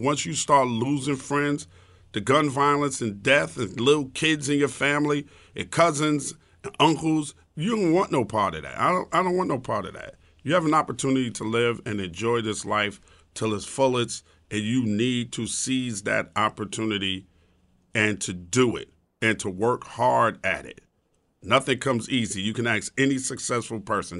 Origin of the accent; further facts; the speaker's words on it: New York City, New York, United States; also born or lived in Brooklyn, New York; I was born in Brooklyn in Cumberland Hospital, and not moved the, out to the suburb of Queens